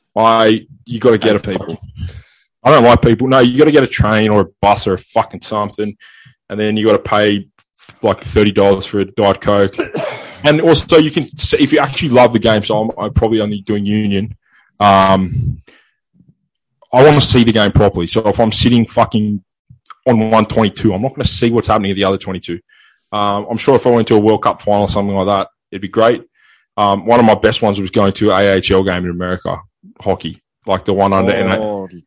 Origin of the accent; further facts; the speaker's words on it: Australia; we're Australian